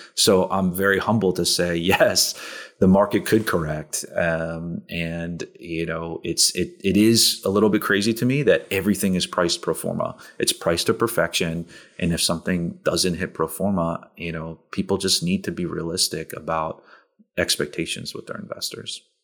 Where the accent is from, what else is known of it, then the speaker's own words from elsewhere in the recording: Princeton, New Jersey, United States; moved away; I grew up in New Jersey outside of Princeton